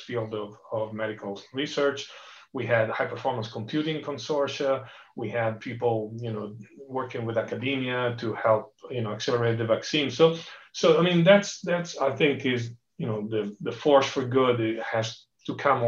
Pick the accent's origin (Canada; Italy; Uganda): Italy; Genoa, Liguria; also born or lived in Barcelona, Spain / East Coast, United States; now in Palo Alto, United States; that's my hometown in Genoa, Italy. It's one little village called Boccadasse, which is where I grew up